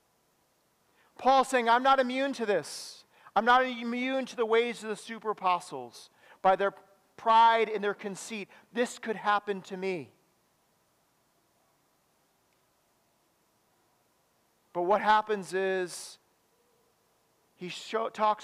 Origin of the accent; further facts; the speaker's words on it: Madison, Wisconsin, United States; I grew up in Madison